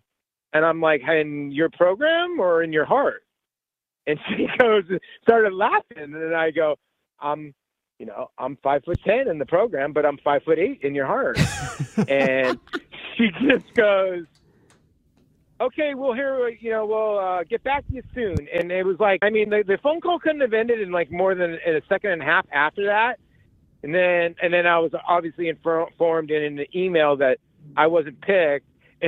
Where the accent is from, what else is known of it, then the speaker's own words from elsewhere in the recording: Arizona, United States; also born or lived in New York; I grew up in Arizona. I was born in New York. I moved out to Arizona when I was young.